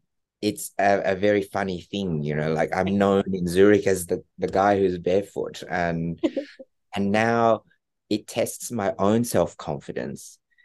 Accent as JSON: {"language": "English", "country": "Australia", "said": "It was really hard for my family that came from Australia. I'm Australian."}